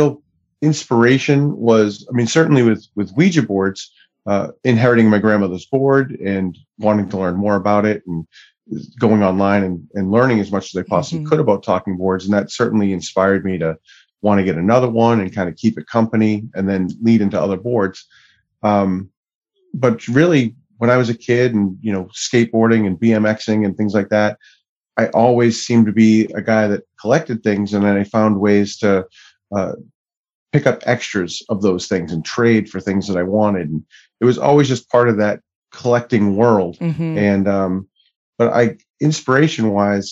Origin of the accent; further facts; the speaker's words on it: Plymouth, Massachusetts, United States; also born or lived in Florida / Boston; I was born in Florida and only lived there until I was three and then moved to Plymouth, Massachusetts, where I grew up, went to high school and then pretty much moved into Boston and the surrounding area